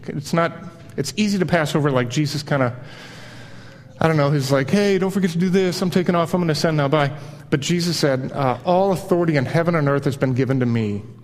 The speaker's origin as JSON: {"language": "English", "region": "Midwest", "country": "United States", "tie": "born or raised there", "also_born_or_lived": "Miami, Florida", "said": "I kind of grew up in Miami, back up to the Midwest where my mom's side was from"}